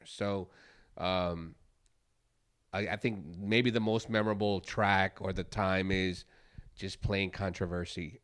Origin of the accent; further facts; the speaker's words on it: Chicago, Illinois, United States; now in Houston, United States; I'm from Chicago and grew up with that sound. So here in Houston